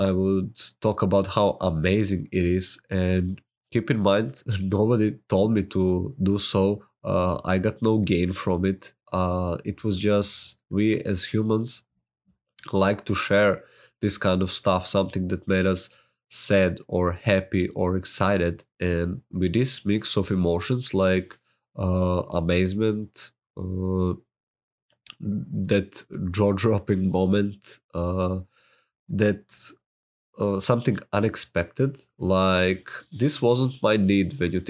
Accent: Serbia; accent: Serbian; English is a second language; my Serbian accent might be funny to you. I say pizza, so deal with it.

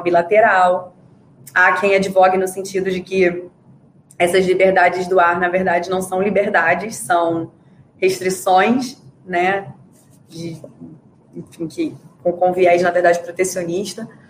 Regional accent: Rio de Janeiro, Brazil; moved away as an adult; also born or lived in Montreal; Eu morei a vida toda no Rio de Janeiro

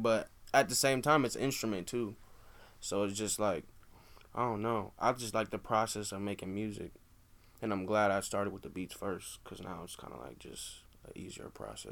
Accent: Des Moines, Iowa, United States; we're from Des Moines

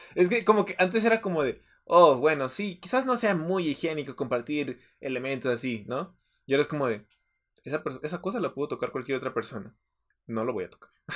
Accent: Mexico

